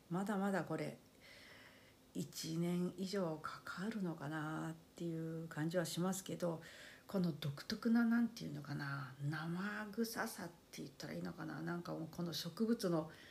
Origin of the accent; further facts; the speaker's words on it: Fukuoka, Japan; 幼い頃から ずっと福岡県